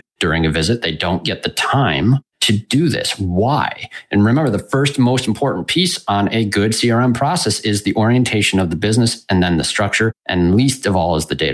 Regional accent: West Michigan, United States; I'm from West Michigan

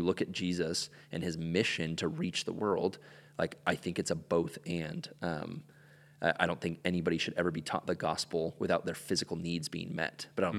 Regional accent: Ecuador; I grew up in Ecuador and spent most of my life down there.

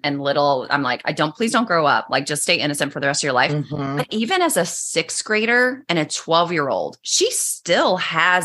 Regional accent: Pittsboro, North Carolina, United States; I grew up in Pittsboro, North Carolina, which is very small Southern town

